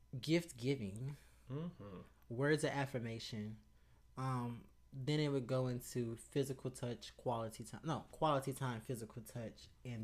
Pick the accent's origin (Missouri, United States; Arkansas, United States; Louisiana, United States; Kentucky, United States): Louisiana, United States; Growing up in Louisiana